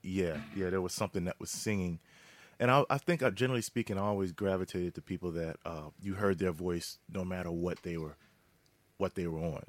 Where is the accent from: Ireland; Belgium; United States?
United States; Philadelphia, Pennsylvania; growing up in Philly and out skirts of Philadelphia